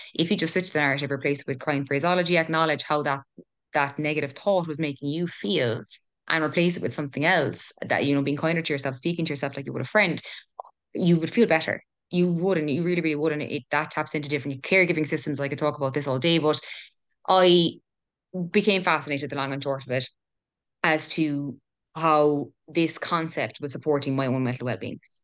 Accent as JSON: {"language": "English", "town": "Killarney", "region": "Munster", "country": "Ireland", "tie": "born or raised there", "also_born_or_lived": "Cork", "said": "originally from Cork, moved to Killarney when I was eight, and I'm twenty-six now"}